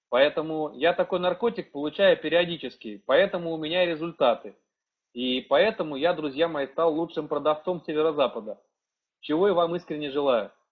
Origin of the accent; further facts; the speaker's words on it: Saint Petersburg, Russia; Я сам из Санкт-Петербурга, а, я летал сам в Киев, проходил там тренинг